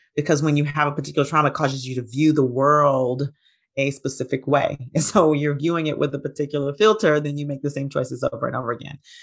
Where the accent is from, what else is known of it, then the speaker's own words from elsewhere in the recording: Huntsville, Alabama, United States; now in Atlanta, United States; I grew up in Huntsville, Alabama